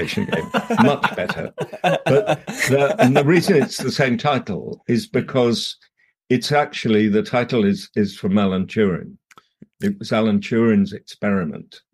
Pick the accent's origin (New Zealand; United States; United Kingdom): United Kingdom; Dorset, South West England; moved away as an adult; I grew up in the country in the middle of Dorset